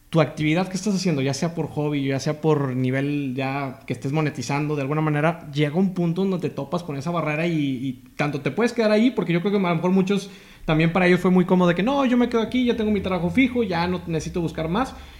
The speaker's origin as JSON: {"language": "Spanish", "town": "Matamoros", "region": "Tamaulipas", "country": "Mexico", "said": "yo soy de Matamoros, Tamaulipas también."}